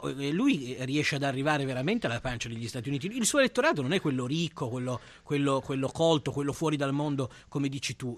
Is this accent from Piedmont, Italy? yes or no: yes; Piedmont, Italy; più padano dei padani, sono piemontese.